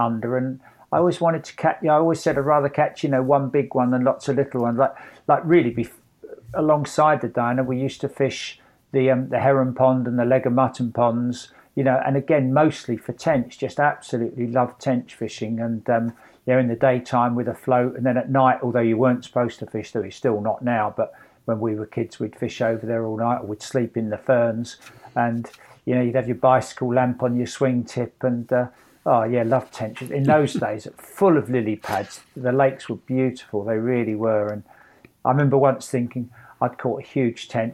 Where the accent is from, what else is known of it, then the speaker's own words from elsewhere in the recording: Hampton Hill, London, United Kingdom; also born or lived in Twickenham; I grew up in Hampton Hill.